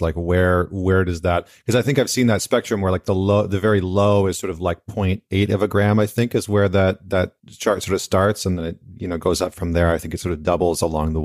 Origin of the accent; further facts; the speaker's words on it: Canada; moved away; I'm Canadian